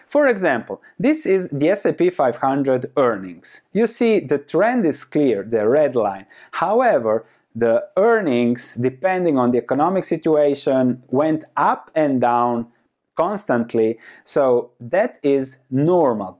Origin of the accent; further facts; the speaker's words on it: Croatia; moved away as an adult; I come from Croatia, lived the first 30 years in Croatia